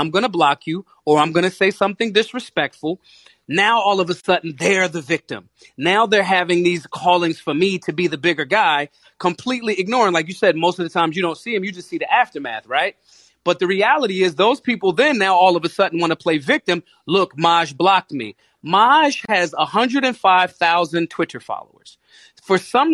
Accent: Philadelphia, Pennsylvania, United States; I'm from Philly. We say to our best friends in greeting, what's up, dickhead? People that we love. People, that's literally a Philadelphia slang.

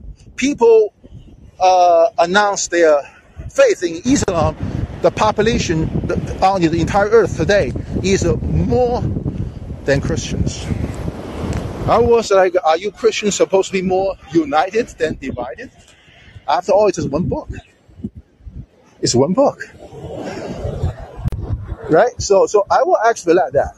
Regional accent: China; moved away; when I grew up in China, we are forced to read that boring Chairman Mao's little red book

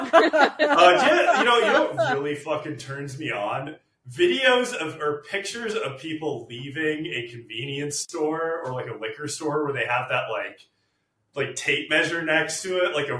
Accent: Washington, United States; my hometown

